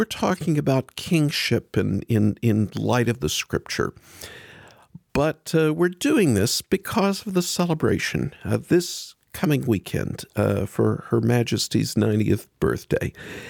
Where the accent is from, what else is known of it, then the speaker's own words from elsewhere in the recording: United States; pardon me being an American